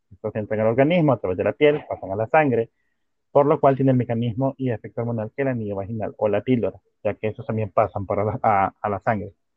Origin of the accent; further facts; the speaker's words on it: El Salvador; Aquí en El Salvador